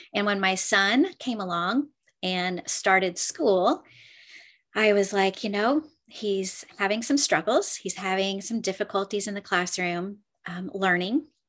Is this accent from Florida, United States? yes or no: yes; Clearwater, Florida, United States; I'm from Clearwater, Florida